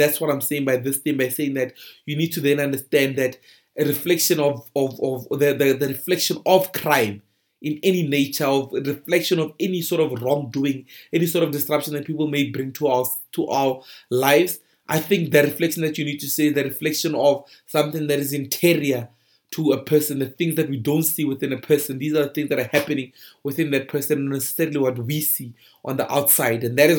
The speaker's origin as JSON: {"language": "English", "country": "South Africa", "said": "people are robbing me because I'm a South African, or people are robbing me because I'm black."}